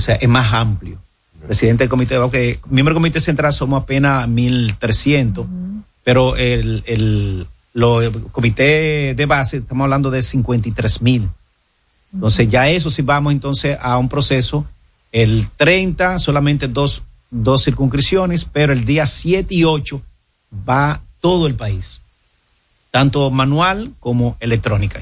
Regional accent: Monte Cristi, Dominican Republic; yo soy de Montecristo, yo soy fronterizo, y yo sé cómo vive la frontera

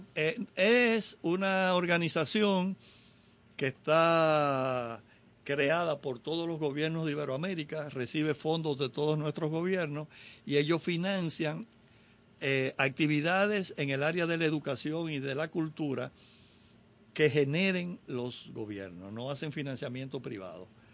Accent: Dominican Republic; los latinos, los dominicanos nos fusionamos con la música de los Estados Unidos

